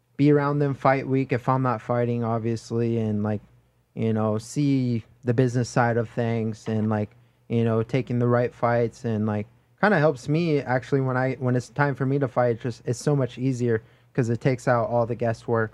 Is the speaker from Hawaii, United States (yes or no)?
yes; Oahu, North Shore, Hawaii, United States; moved away as an adult; now in Las Vegas, United States; I'm from Hawaii, Oahu, North Shore, Hollywood, Hawaii.